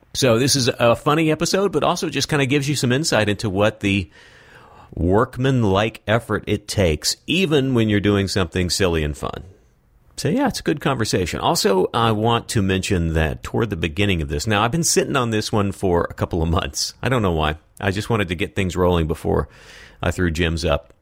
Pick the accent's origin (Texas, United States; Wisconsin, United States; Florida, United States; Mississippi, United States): Texas, United States; West; also born or lived in San Francisco Bay Area; now in Southern California, United States; I grew up in West Texas